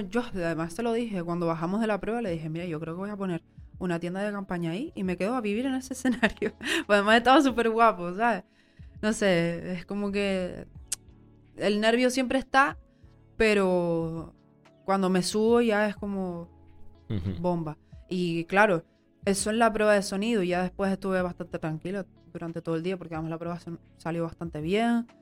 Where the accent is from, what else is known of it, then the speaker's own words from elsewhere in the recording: Tenerife, Canary Islands, Spain; Soy, soy tinerfeña, soy canaria, soy mujer